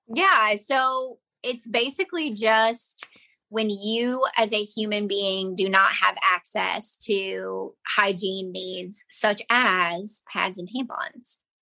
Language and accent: English; United States; moved away as an adult; growing up in Johnson County